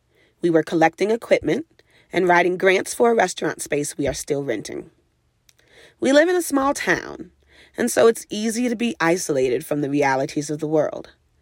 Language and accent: English; New Orleans, Louisiana, United States; Growing up in New Orleans, food has always been central and essential to my life. It is the cultural heartbeat of a town that celebrates the many contributions of American and diaspora Black folk to this country.